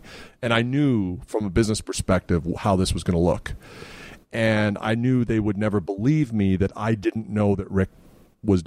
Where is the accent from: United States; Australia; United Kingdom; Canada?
Canada; also born or lived in Winnipeg; being Canadian